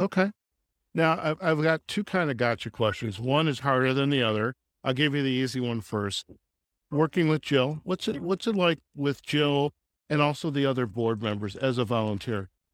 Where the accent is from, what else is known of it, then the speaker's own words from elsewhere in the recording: Chicago, Illinois, United States; moved away as an adult; also born or lived in Nevada; now in Boulder City, United States; I'm actually from Chicago myself. I moved to Nevada from Chicago